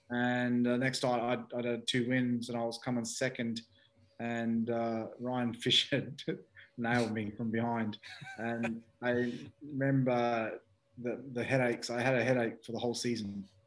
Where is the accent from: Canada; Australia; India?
Australia; moved away; also born or lived in United Kingdom; me being an Aussie